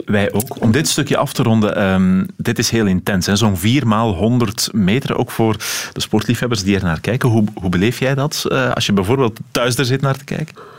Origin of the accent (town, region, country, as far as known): Belgium